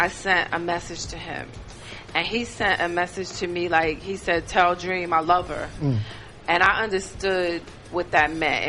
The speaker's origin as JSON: {"language": "English", "town": "Detroit", "region": "Michigan", "country": "United States", "said": "I'm from Detroit."}